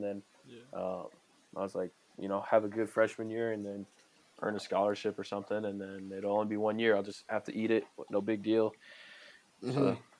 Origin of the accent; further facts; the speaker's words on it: Tucson, Arizona, United States; that's the only school close to home, because I'm from Tucson, Arizona, and that was the only school close to home where my parents could come see me and watch me play